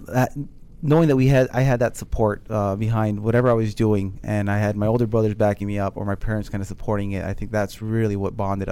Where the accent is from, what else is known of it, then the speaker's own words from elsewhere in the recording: Fort Belvoir, Virginia, United States; I was born in Fort Leonard Wood, Missouri, right outside of St. Louis. Mm-hmm. In 84, I ended up in Fort Belvoir, right in Alexandria area here in Virginia.